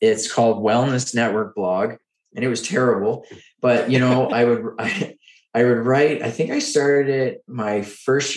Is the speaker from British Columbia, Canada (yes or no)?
no; Oxford, Nova Scotia, Canada; now in Ottawa, Canada; I grew up in Eastern Canada in a small town called Oxford, Nova Scotia